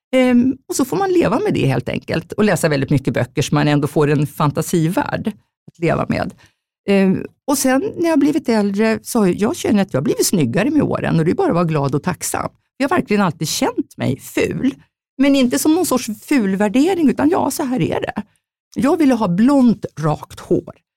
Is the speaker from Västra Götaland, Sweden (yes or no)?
no; Jämtland, Sweden; moved away; also born or lived in Stockholm; jag är egentligen från Jämtland, en bondstorsa helt enkelt, uppfött på älgkött